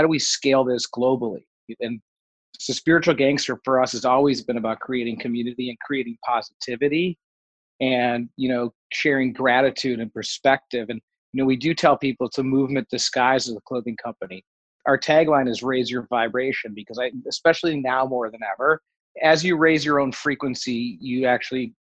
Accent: Detroit, Michigan, United States; moved away as an adult; also born or lived in Nashville / Los Angeles; I grew up in Detroit

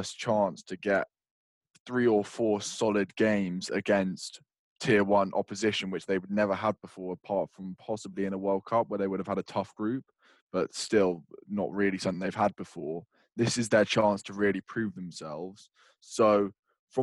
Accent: England, United Kingdom; we're English

